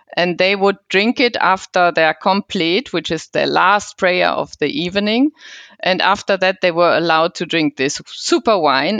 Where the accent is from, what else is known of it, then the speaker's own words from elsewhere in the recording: Cologne, North Rhine-Westphalia, Germany; moved away as an adult; now in Switzerland; I come from the Cologne region